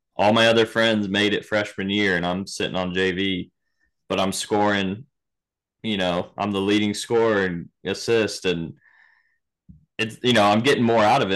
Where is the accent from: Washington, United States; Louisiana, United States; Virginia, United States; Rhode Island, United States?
Virginia, United States; now in Florida, United States; I grew up in Virginia, um, played for the same club pretty much my whole life